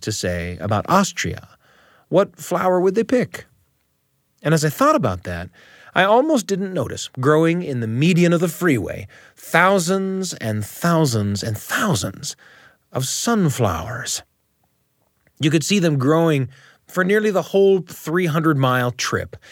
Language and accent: English; Utah, United States; My hometown is in Utah, in the United States of America.